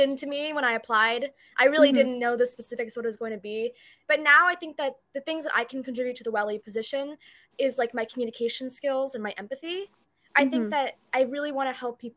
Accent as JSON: {"language": "English", "town": "Troy", "country": "United States", "said": "I'm a senior day student from Troy"}